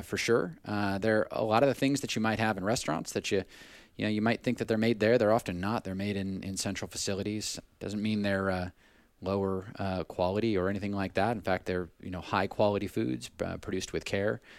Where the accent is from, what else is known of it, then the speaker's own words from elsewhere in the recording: Southern California, United States; moved away; I grew up in Southern California initially